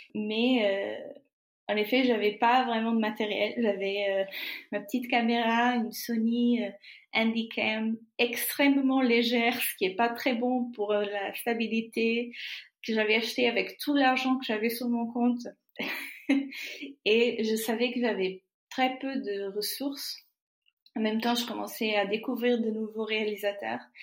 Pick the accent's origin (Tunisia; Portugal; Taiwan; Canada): Portugal; Trás-os-Montes e Alto Douro; French is a second language; moved away as an adult; now in Paris region, France; je suis née au Portugal, mes parents y étaient, mes grands-parents, mes y étaient